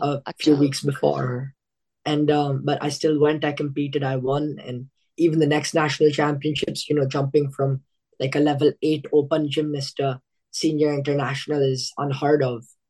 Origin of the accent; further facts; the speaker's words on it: Australia; Being like an Indian kid here